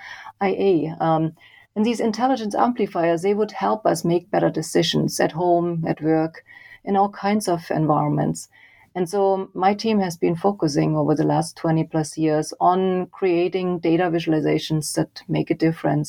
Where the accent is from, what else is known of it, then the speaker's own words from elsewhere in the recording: Leipzig, Saxony, Germany; moved away; I grew up in Germany. I did an engineering degree in Leipzig, my hometown